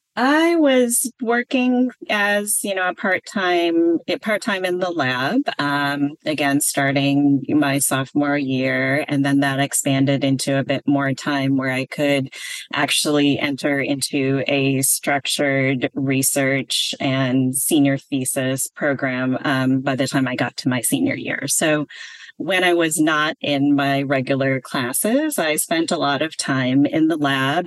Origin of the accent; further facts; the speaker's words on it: a suburb outside of Milwaukee, Wisconsin, United States; moved away as an adult; also born or lived in Berkeley, California; I was born and raised in Wisconsin in a suburb outside of Milwaukee.